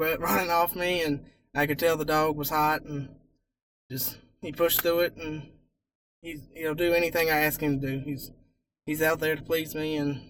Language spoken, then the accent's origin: English; Rutgersville, Virginia, United States; Rutgersville, Virginia.